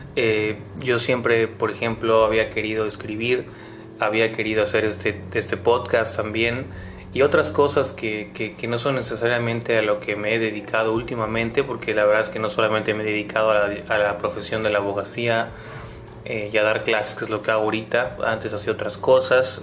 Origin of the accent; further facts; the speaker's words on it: Mexico; no nos conquistaron a nosotros como mexicanos